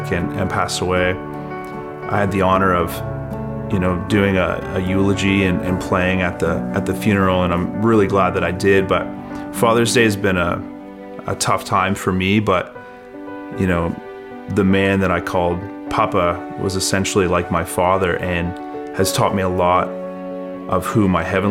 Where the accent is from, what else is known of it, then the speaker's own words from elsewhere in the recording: Fredericton, New Brunswick, Canada; also born or lived in Calgary, Alberta; I was born in Calgary, Alberta, but I grew up in Fredericton.